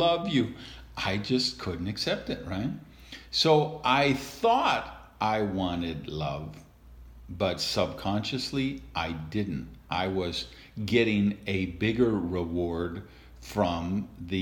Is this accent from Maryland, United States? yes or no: no; Madison, Wisconsin, United States; I was raised in Madison, Wisconsin